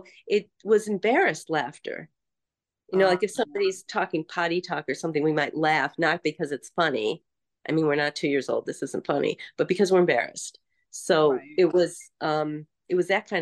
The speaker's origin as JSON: {"language": "English", "country": "United States", "also_born_or_lived": "Fiji", "said": "I'm an American"}